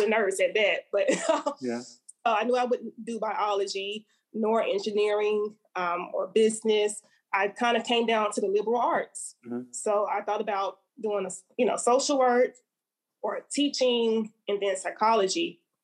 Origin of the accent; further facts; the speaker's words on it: Montgomery, Alabama, United States; I'm from Montgomery, Alabama, mm-hmm. born and raised, um, proudly